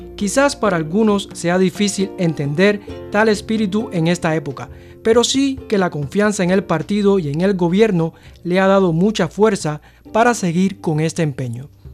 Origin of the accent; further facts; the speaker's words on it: Cuba; now in China; soy de Cuba